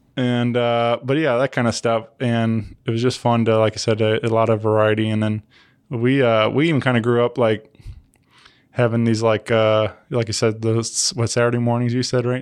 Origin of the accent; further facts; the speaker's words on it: St. Louis, Missouri, United States; where we're from